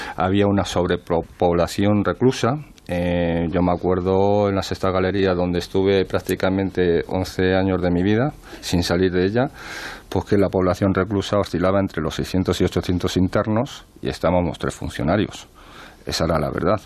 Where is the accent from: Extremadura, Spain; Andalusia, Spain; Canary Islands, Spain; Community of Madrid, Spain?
Community of Madrid, Spain; Madrid; yo también me he criado en un barrio, en un barrio de Madrid